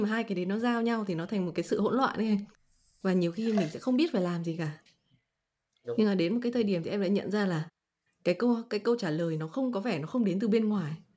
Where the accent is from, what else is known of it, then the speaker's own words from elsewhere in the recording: Vietnam; mình là người Việt Nam